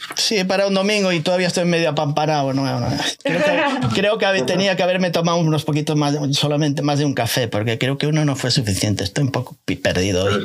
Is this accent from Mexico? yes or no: no; A Coruña, Galicia, Spain; tengo mi casa en la, en Coruña